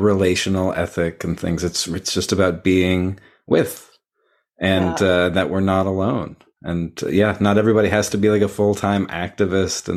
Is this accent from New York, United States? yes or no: no; Texas, United States; now in San Francisco Bay Area, United States; I grew up in Texas and currently living in the San Francisco Bay Area.